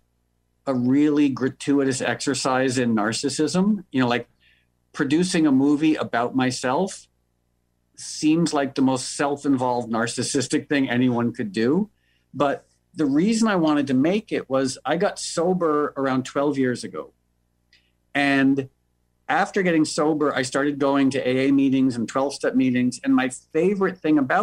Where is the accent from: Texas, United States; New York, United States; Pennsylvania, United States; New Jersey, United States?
New York, United States; moved away as an adult; now in Los Angeles, United States; I was born and raised in New York, but I moved to LA about 12 years ago.